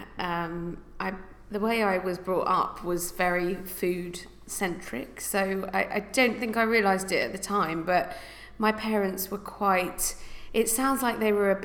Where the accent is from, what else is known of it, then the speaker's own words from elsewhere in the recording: Kent, South East England, United Kingdom; now in London, United Kingdom; I grew up in Kent